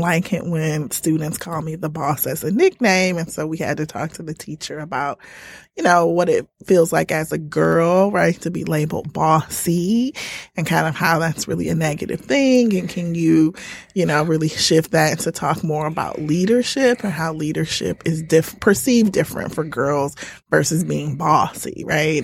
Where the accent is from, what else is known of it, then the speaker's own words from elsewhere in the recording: Indiana, United States; now in Detroit, United States; I'm originally from Indiana